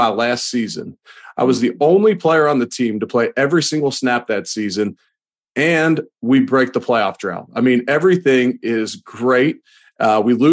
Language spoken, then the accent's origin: English; Cincinnati, Ohio, United States; moved away; also born or lived in Louisville, Kentucky / Buffalo, New York; I'm originally from Cincinnati, Ohio.